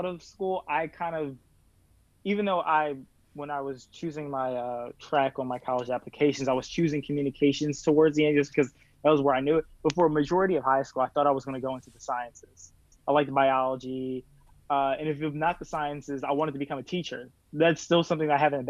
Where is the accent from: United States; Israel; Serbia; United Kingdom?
United States; Cheltenham, Pennsylvania; I'm from Cheltenham, which is a small, like, suburb outside of Philadelphia.